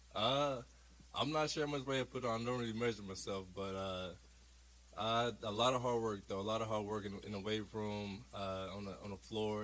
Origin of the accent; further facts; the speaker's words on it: Tulsa, Oklahoma, United States; I came from Tulsa.